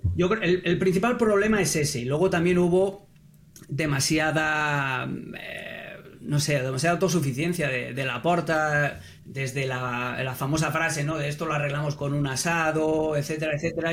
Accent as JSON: {"language": "Spanish", "region": "Catalonia", "country": "Spain", "tie": "born or raised there", "moved": "yes", "said": "yo nací en Cataluña, yo jugué allí"}